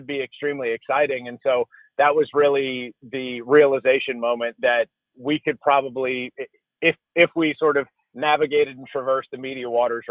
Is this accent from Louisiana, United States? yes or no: yes; Baton Rouge, Louisiana, United States; moved away; also born or lived in Georgia; I'm originally from Baton Rouge, Louisiana, went to University of Georgia